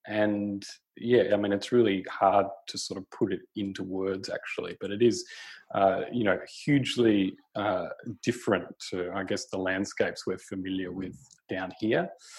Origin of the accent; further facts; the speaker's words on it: Australia; also born or lived in Kimberley; being Australian and sort of, you know, living on the South Coast